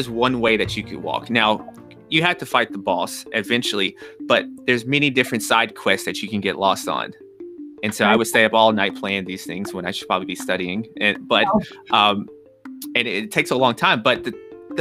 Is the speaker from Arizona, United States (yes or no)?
no; Nashville, Tennessee, United States; also born or lived in New York; I'm from Nashville, Tennessee. Pace of life is a little slower here.